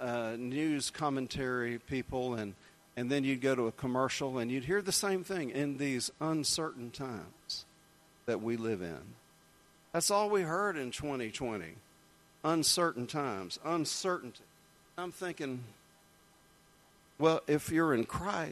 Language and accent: English; Jacksonville, Florida, United States; I grew up in Jacksonville, Florida.